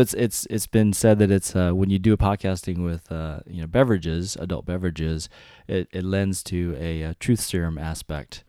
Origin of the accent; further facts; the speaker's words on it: North Carolina, United States; I grew up at, in North Carolina